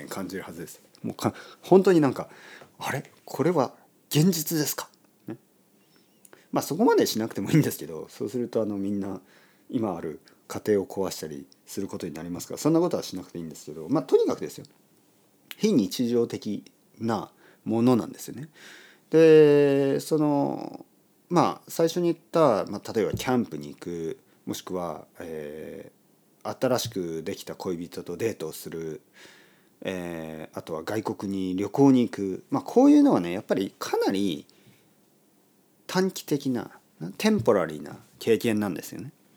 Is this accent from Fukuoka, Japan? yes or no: no; Oita, Japan; 大分県で生まれた僕